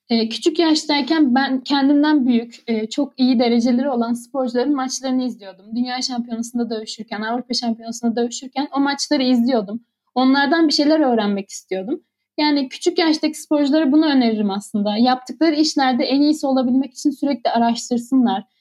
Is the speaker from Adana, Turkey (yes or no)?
yes; Adana, Turkey; Bir Adanalı olarak Adana kebabın yanında pilav gelmesi diyebilirim.